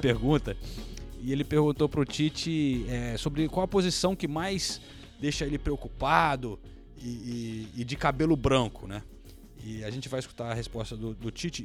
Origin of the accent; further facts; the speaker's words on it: England, United Kingdom; Eu sou inglês